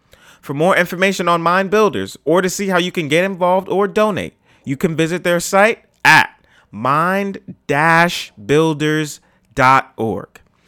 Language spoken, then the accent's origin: English; New York City, New York, United States; I'm from the Bronx, born and raised